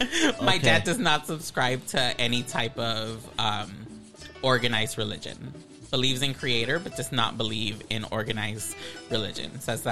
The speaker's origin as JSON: {"language": "English", "town": "Los Angeles", "region": "California", "country": "United States", "tie": "born or raised there", "said": "known as Los Angeles, Mid-City, K-Town area. That is essentially where I was not born in East LA, but raised in K-Town most of my life. Never left till I was 25."}